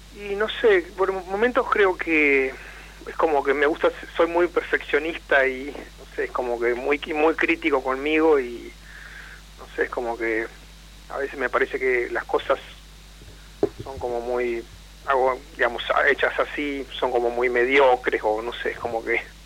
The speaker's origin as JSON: {"language": "Spanish", "region": "Entre Ríos", "country": "Argentina", "moved": "as an adult", "lives_now": "La Plata, Argentina", "said": "en realidad soy de Entre Ríos"}